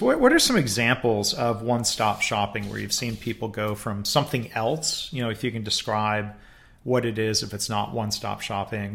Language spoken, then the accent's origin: English; Livonia, Michigan, United States; my hometown district in, uh, Michigan, the, uh, Detroit suburbs, Livonia Public Schools